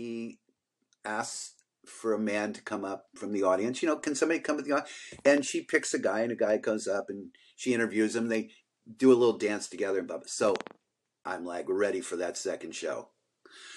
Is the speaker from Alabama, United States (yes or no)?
no; San Francisco, California, United States; San Francisco